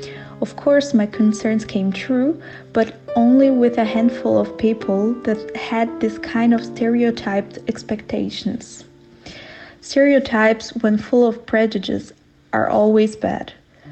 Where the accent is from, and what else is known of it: Brazil; now in Germany